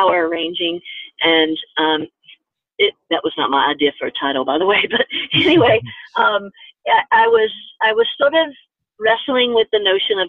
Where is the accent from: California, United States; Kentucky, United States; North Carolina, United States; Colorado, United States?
North Carolina, United States; Growing up in North Carolina, in school in North Carolina